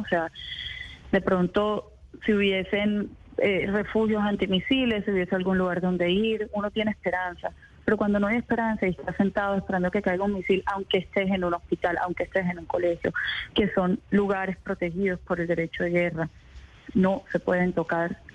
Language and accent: Spanish; Barranquilla, Atlántico, Colombia; yo soy nacida en Barranquilla, soy palestina de tercera generación